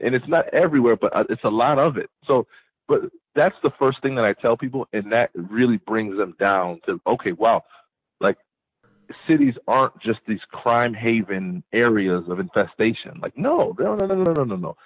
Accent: Hartford, Connecticut, United States; also born or lived in Bloomfield, Connecticut; I was born and raised in Hartford, Connecticut

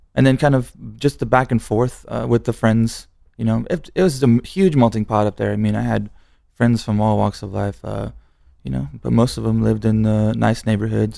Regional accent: San Antonio, Texas, United States; I was born in San Antonio

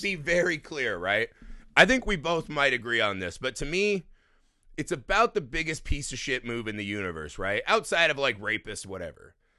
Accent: United States; as an American audience

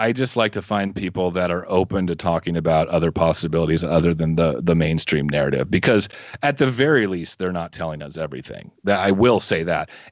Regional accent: Southeast Texas, United States; I'm from Southeast Texas

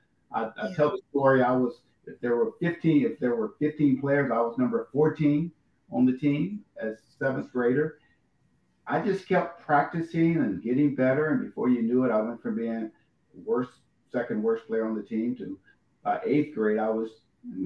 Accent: Little Rock, Arkansas, United States; I'm from Little Rock

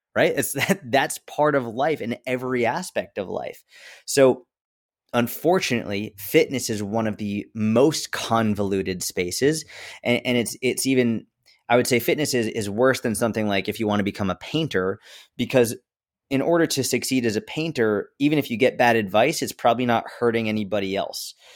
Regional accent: just outside of Boston, Massachusetts, United States; grew up just outside of Boston, Massachusetts

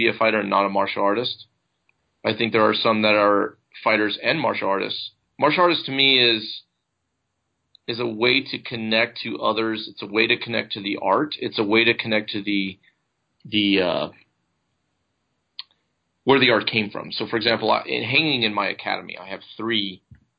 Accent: United States; I'm an American

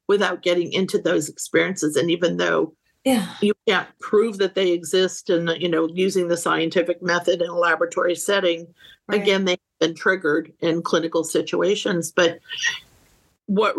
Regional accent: Northeast, United States; now in San Diego, United States; I grew up in the Northeast.

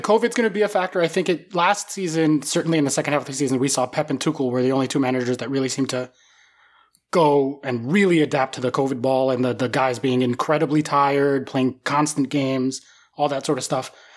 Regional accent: United States; I'm an American

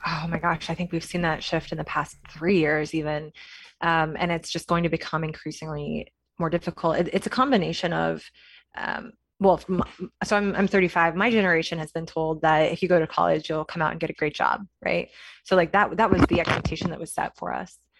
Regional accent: Kansas, United States; moved away as an adult; now in San Francisco, United States; I am from Kansas, went to Kansas State University, so I'm a Wildcat through and through

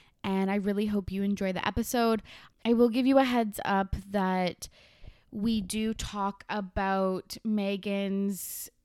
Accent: Canada; every single city is a small town. Like even our biggest ones

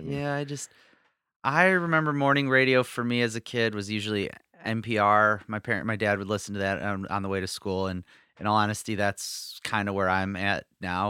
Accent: Detroit, Michigan, United States; I grew up in Metro Detroit

